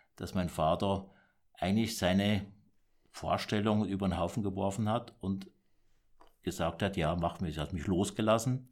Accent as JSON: {"language": "German", "town": "Kandern", "region": "Baden-Württemberg", "country": "Germany", "tie": "born or raised there", "said": "ich bin im Süddeutschland geboren, im Dreiländereck Deutschland, Frankreich, äh, Schweiz, mhm. in Kandern und da bin ich aufgewachsen."}